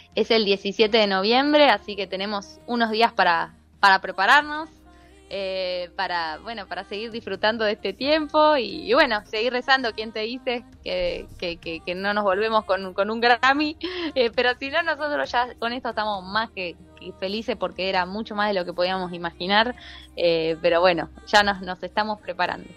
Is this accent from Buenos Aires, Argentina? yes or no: yes; Buenos Aires, Argentina; also born or lived in Reconquista, Santa Fe (family origin, summers); now in United States; Yo nací en Buenos Aires